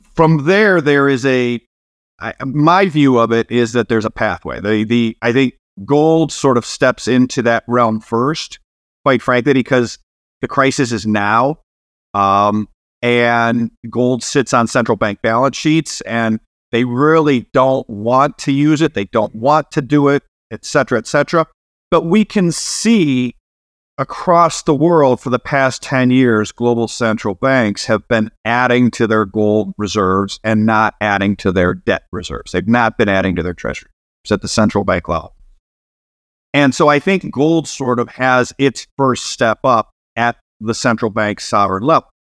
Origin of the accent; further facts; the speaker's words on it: Cleveland, Ohio, United States; I'm from Cleveland